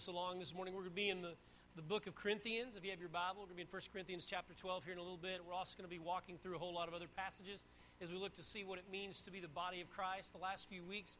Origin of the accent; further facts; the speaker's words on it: Texas, United States; now in North Carolina, United States; I was born and raised in Texas